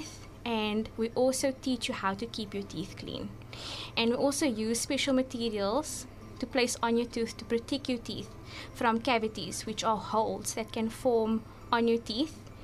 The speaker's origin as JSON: {"language": "English", "town": "Cape Town", "region": "Western Cape", "country": "South Africa", "tie": "born or raised there", "said": "I grew up in Mitchells Plain"}